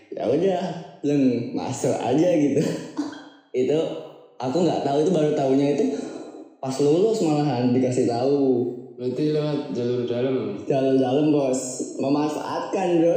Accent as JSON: {"language": "Indonesian", "region": "Lampung", "country": "Indonesia", "said": "ini disclaimer dulu kalau aku tuh asalnya dari Lampung"}